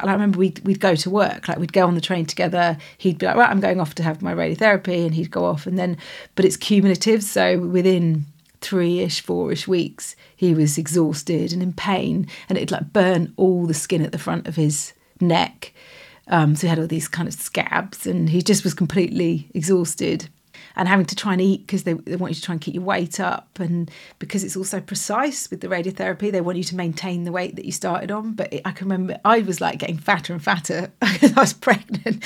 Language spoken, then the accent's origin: English; Stroud, South West England, United Kingdom; we're from Stroud in Gloucestershire